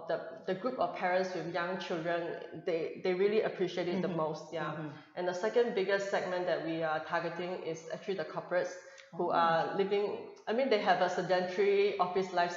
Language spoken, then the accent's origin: English; Hong Kong; moved away; also born or lived in Singapore; I grew up in Hong Kong. Originally, and then I did my studies in Singapore as well